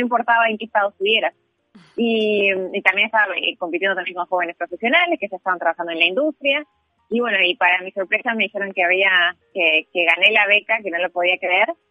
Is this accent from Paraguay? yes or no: no; Uruguay; moved away as an adult; now in Singapore; yo cuando crecí acá en Uruguay